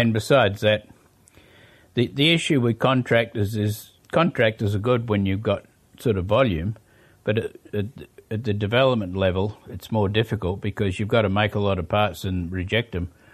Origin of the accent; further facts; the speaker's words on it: Sydney, New South Wales, Australia; moved away as an adult; now in New Zealand; I was born in Australia